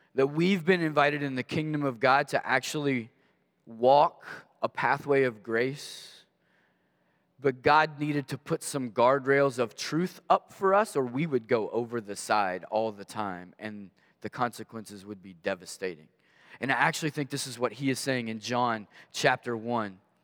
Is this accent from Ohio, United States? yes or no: no; Maysville, Kentucky, United States; I grew up in Maysville, Kentucky